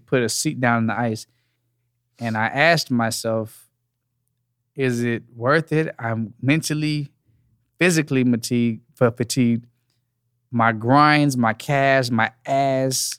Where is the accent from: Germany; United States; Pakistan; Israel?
United States; Dallas, Texas; I'm from Texas. I'm from Dallas, Texas, born and raised